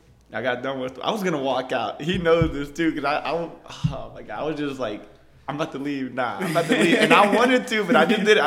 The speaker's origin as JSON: {"language": "English", "town": "Lomita", "region": "California", "country": "United States", "said": "we're from Lomita, so we don't really see the things that happen, for example, in Killeen or Heights."}